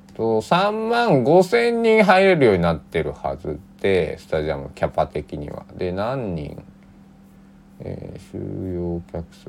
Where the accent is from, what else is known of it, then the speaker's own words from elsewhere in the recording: Kochi, Japan; now in Takamatsu, Japan; 僕もね高知から出てきた